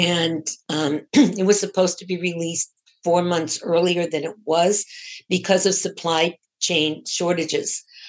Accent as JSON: {"language": "English", "town": "Boston", "region": "Massachusetts", "country": "United States", "tie": "born or raised there"}